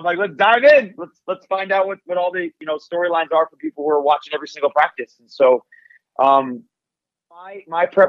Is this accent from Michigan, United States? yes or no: yes; Detroit, Michigan, United States; I was growing up in Detroit